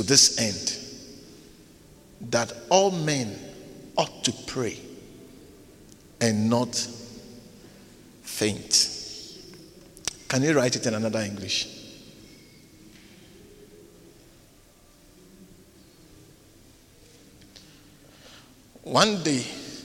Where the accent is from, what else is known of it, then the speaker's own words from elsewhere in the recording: Ghana; moved away as an adult; now in South Africa; I was not born in South Africa. I was born in Ghana. When I came to South Africa, I was almost 30 years old.